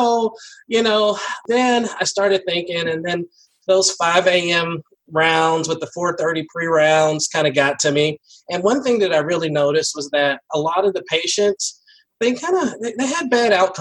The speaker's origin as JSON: {"language": "English", "town": "Nashville", "region": "Tennessee", "country": "United States", "tie": "born or raised there", "moved": "yes", "said": "I grew up in Nashville, and at that time, it was pretty small"}